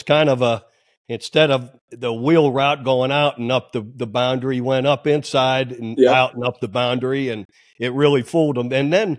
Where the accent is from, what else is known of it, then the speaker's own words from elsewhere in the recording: Youngstown, Ohio, United States; I grew up near Cleveland in Ohio in Youngstown.